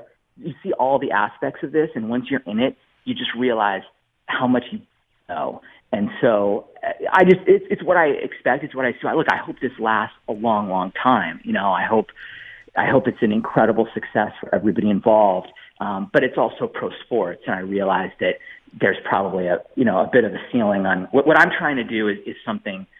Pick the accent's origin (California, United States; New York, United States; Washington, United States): California, United States; San Diego; I'm from San Diego